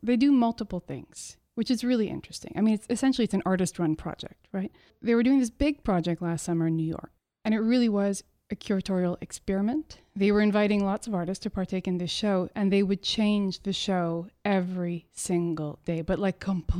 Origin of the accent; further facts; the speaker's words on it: Montreal, Quebec, Canada; now in Ottawa, Canada; It means that I'm originally from Montreal.